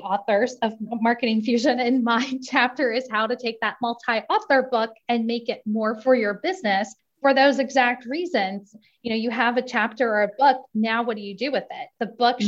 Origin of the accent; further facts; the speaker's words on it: Indiana, United States; I'm from Indiana